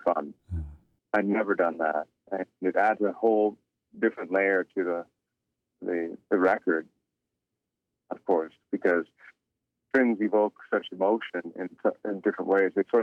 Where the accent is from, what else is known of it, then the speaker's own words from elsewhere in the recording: Toronto, Ontario, Canada; I didn't grow up on a reservation. I grew up in Toronto.